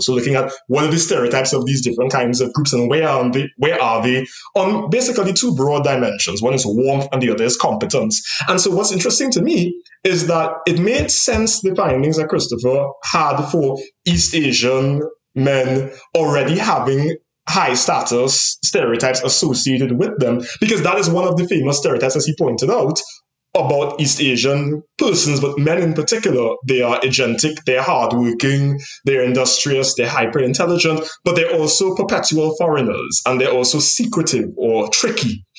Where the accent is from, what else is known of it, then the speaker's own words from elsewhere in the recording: Trinidad & Tobago; moved away; in terms of being from the Caribbean and being from Trinidad in particular